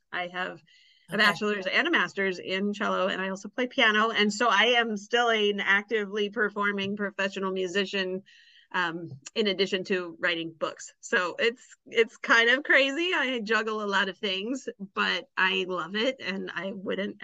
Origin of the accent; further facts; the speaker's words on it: Kansas, United States; also born or lived in Oklahoma / Illinois; I was born and raised in Kansas